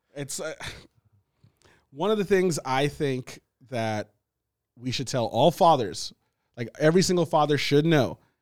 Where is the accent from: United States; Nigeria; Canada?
Nigeria; moved away; from Nigeria, my country, like my home country